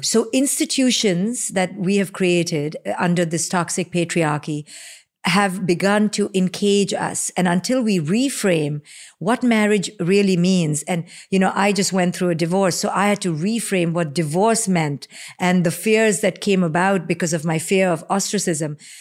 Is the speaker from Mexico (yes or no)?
no; India; moved away; you and I growing up in India